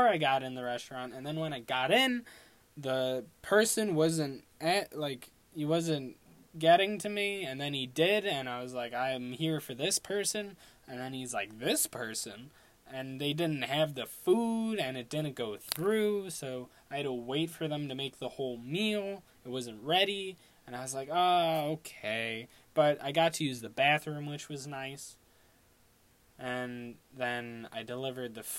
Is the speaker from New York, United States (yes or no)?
yes; Long Island, New York, United States; I'm from Long Island.